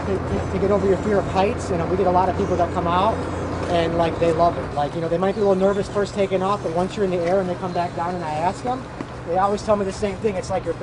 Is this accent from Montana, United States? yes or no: no; Chicago, Illinois, United States; moved away as an adult; now in Marina Del Rey, United States; So when I grew up in Chicago, so where I grew up at, I used to work at a marina.